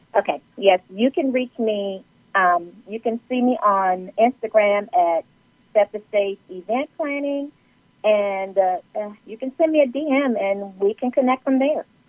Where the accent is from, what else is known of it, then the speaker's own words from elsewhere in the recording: Los Angeles, California, United States; now in Atlanta, United States; I'm originally from Los Angeles, California, and I reside in Atlanta, Georgia